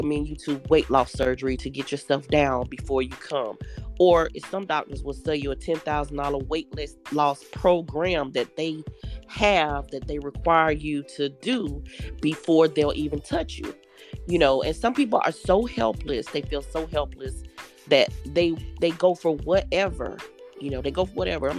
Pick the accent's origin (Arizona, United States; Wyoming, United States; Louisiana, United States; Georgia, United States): Georgia, United States; Atlanta; now in Jacksonville, United States; I'm from Atlanta, but I do reside in Jacksonville